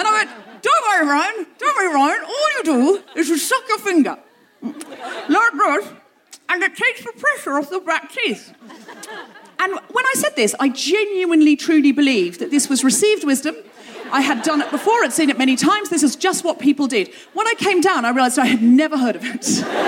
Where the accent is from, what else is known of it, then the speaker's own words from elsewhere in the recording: London, United Kingdom; Where are you from? London. London, Ontario? No, London, London, England.